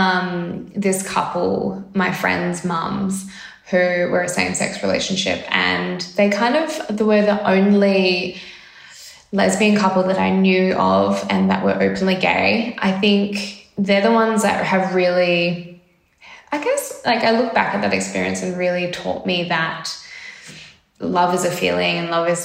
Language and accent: English; Carnarvon, Western Australia, Australia; also born or lived in Perth; I grew up in WA, so I'm actually a WA girl from a rural town called Carnarvon, and it's about 930 kilometres north of Perth. And yeah, and then half my life in Carnarvon, half my life in Perth.